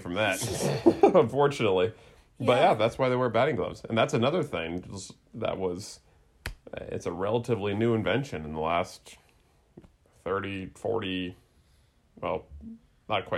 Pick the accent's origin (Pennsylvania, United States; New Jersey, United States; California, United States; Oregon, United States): California, United States; back in 1989, when I was 11, and I was growing up in California